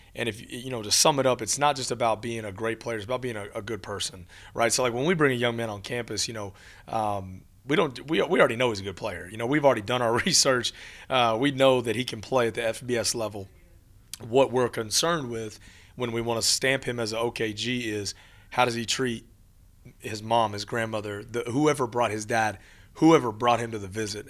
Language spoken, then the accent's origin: English; Texas, United States; now in El Paso, United States; I grew up in Texas.